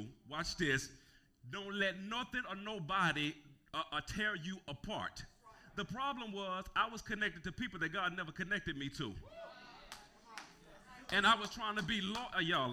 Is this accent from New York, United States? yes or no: no; Gulfport, Mississippi, United States; I grew up in Naugupport